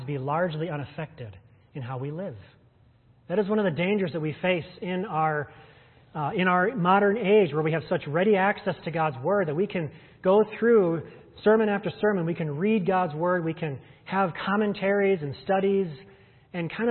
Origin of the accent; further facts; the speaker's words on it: United States; us as American Christians